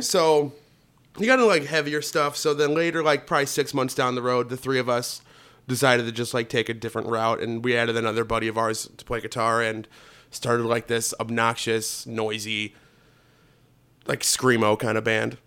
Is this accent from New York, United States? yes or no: no; Northwest Indiana, United States; I grew up in Northwest Indiana